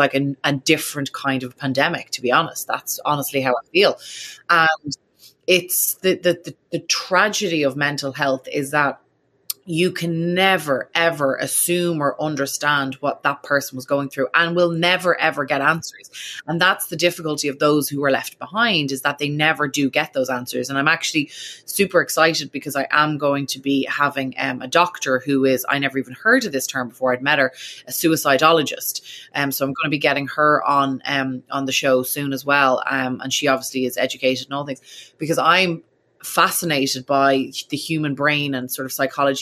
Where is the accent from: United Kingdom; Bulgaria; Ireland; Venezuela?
Ireland; now in United States; an Irish person living in America